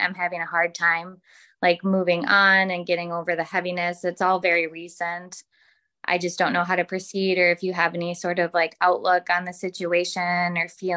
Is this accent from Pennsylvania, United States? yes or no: no; Minnesota, United States; I'm from Minnesota